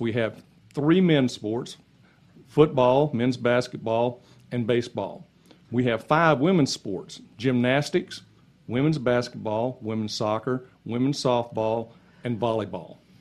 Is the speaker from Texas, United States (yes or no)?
no; Lakeland, Florida, United States; I was born and raised in Lakeland.